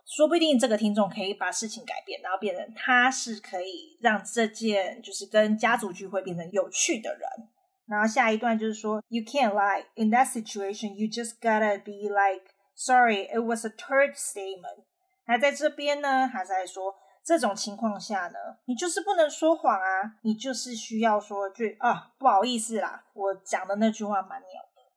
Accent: Taiwan; 我们台湾人

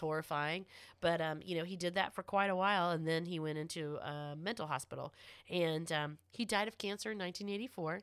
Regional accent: Florida, United States; I am from Florida

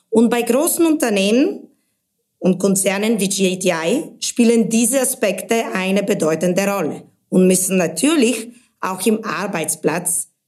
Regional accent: Sofia, Sofia City, Bulgaria; moved away as an adult; also born or lived in England / Spain / Munich; now in Germany; Ursprünglich komme ich aus Bulgarien, bin in Sofia aufgewachsen, dann mit 18 bin ich schon im Ausland, erst nach England für meinen Bachelor in Betriebswirtschaft und dann nach Spanien für einen Master in Marketing und Kommunikation.

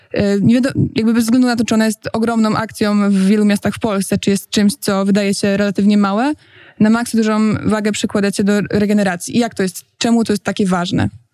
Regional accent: Poznań, Greater Poland, Poland; moved away as an adult; now in Warsaw, Poland; jestem aktywistką klimatyczną z Poznania, e, która od jakiegoś czasu jest już w Warszawie

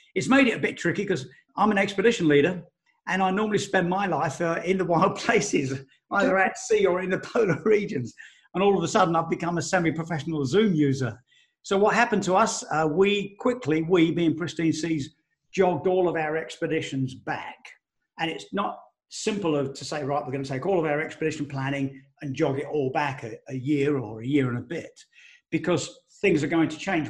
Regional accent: Elm Park, London, United Kingdom; I grew up in Elm Park, Essex, which is next to Romford in Essex.

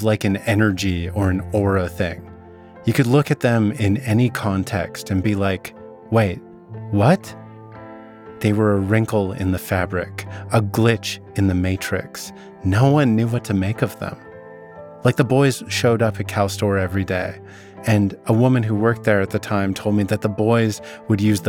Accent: Vernon, British Columbia, Canada; my hometown. Vernon's located in the Okanagan, a region in the interior of British Columbia

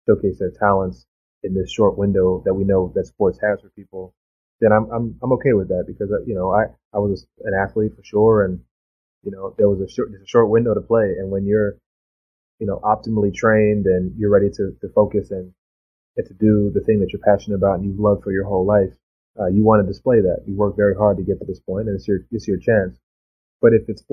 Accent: Bahamas; also born or lived in Florida; now in United States; my home country, the Bahamas

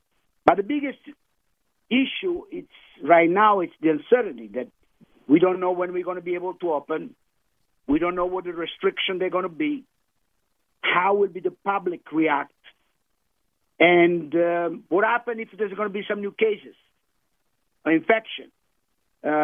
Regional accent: Campania, Italy; But I'm from the Amalfi Coast, I wanted to remind you, and our chef is from Tuscany.

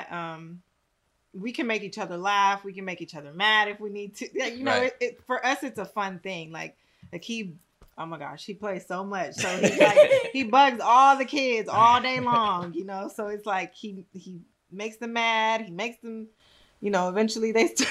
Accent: Texas, United States; I'm from Texas.

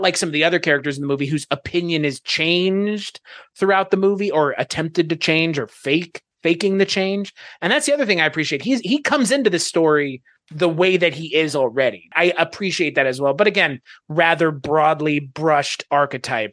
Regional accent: United States; as an American

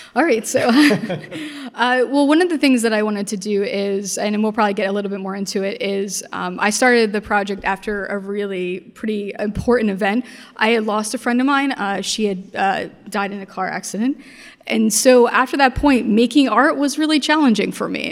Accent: Caldwell, New Jersey, United States; also born or lived in Newark, New Jersey / Basking Ridge, New Jersey; we moved to Caldwell, New Jersey, where I spent most of my childhood

